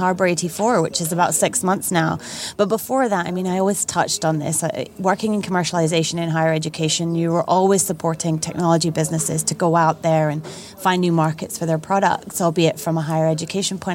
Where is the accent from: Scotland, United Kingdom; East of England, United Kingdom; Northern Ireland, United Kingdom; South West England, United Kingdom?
Scotland, United Kingdom; now in London, United Kingdom; I'm a Scot, although a global one